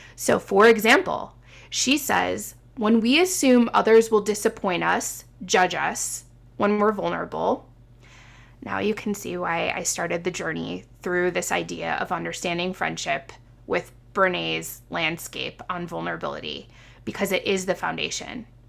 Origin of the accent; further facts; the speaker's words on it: Midwest, United States; moved away as an adult; also born or lived in Illinois / Indiana / Seattle; being a Midwesterner at heart, born and raised, and then moving to the West Coast in Seattle and then coming back